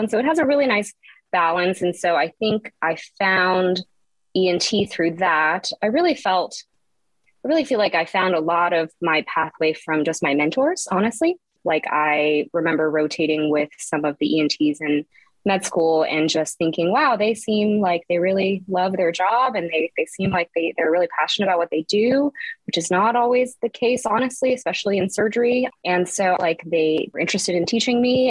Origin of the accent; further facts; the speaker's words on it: Texas, United States; also born or lived in Houston; I grew up in Texas, various parts of Texas